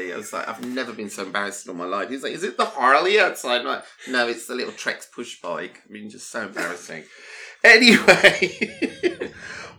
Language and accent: English; United Kingdom; I'm British